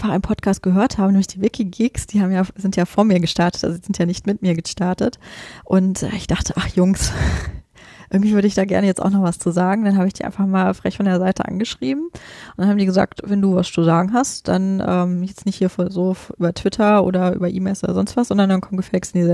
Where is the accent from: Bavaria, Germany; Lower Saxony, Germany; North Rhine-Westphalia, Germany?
Lower Saxony, Germany; Göttingen; now in Berlin, Germany; wir kommen ja alle aus Göttingen und das war so ein bisschen Koinzidenz, dass wir da alle zusammen zu ungefähr gleichen Zeit nach Berlin gezogen sind